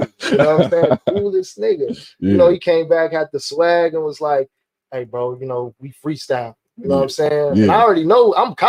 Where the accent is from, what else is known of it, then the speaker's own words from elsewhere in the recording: Rancho Cucamonga, California, United States; also born or lived in Los Angeles; I moved to the Inland Empire by way of Rancho Cucamonga when I was 2. So for all intents and purposes, I am an IE nigga. I'm a Rancho nigga.